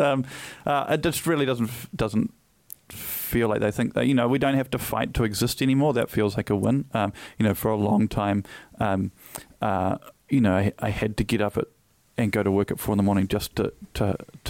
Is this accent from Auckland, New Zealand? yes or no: yes; Auckland, New Zealand; I grew up in Freeman's Bay in the 80s.